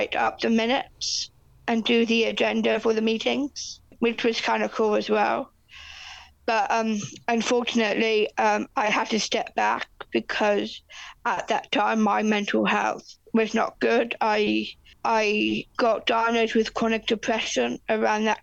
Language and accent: English; England, United Kingdom; moved away as an adult; now in Christchurch, New Zealand; I am from Christchurch, New Zealand, originally from England. So I've been living in New Zealand over 15 years now.